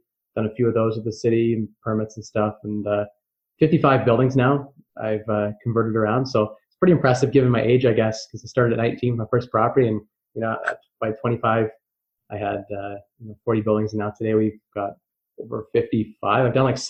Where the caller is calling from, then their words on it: London, Ontario, Canada; London, Ontario, Canada.